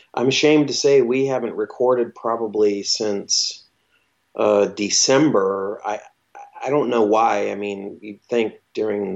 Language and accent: English; Michigan, United States; moved away; I grew up in Michigan, and we lived on the west side of the state